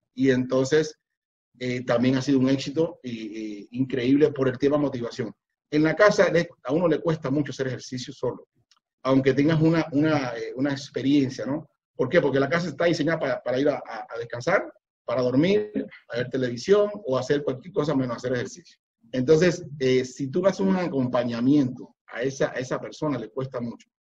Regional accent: Cuba; moved away as an adult; now in Panama; yo soy cubano, vivo aquí en Panamá hace 25 años

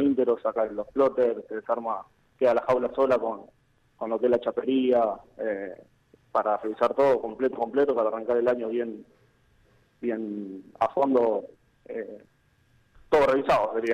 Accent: Venado Tuerto, Santa Fe, Argentina; yo soy de acá de Venado Puerto eh, salido de un colegio industrial.

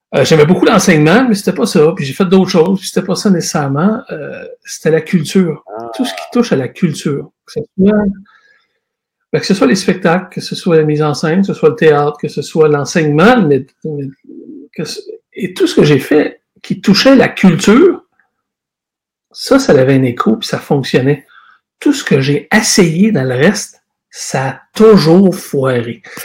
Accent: Shawinigan, Quebec, Canada; also born or lived in Lisbon, Portugal / Montreal / Trois-Rivières; j'ai été élevé à Shawinigan. Euh, j'ai grandi là, j'ai fait mes études là

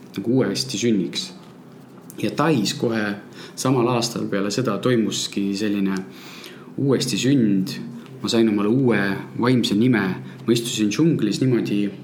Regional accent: Moscow, Russia; now in Tallinn, Estonia; minu sünnilinn Moskva

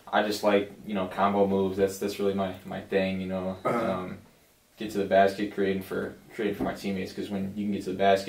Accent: Kenosha, Wisconsin, United States; I'm growing up in Kenosha my whole life

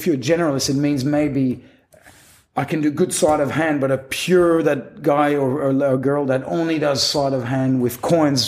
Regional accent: Quebec, Canada; first language French; English is a second language; moved away as an adult; also born or lived in Western Australia; I grew up in Quebec, a part of Canada, which, especially in Quebec City, it's only French pretty much. So French was my first language

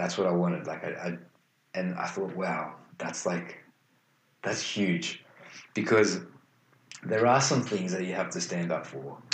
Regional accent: Australia; even though we're Australian.

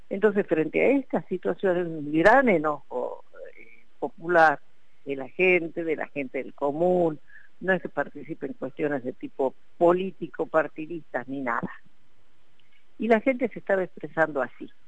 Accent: Jujuy, Argentina; Aquí eh, los grandes perjudicados somos los jujeños

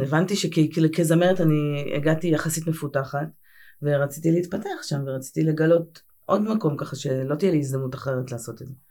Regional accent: Tel Aviv, Tel Aviv District, Israel; גדלתי בתל אביב, אני נערת תל אביב. אה, גדלתי ברמת אביב

